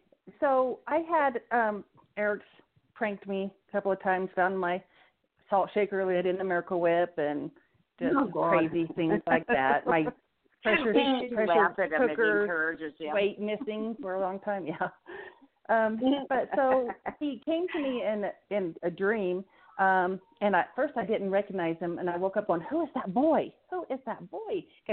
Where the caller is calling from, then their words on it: Eastern New Mexico, United States; I'm calling from Eastern New Mexico.